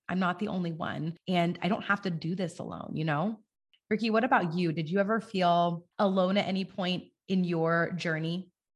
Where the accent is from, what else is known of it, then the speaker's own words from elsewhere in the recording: California, United States; I'm from California, and in our four-H and F F A, in California